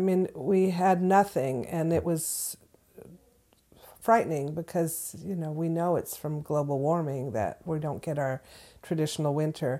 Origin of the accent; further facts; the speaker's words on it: Southern California, United States; moved away as an adult; now in Florence, Massachusetts, United States; I'm originally from Southern California, so this is a long way from where I was born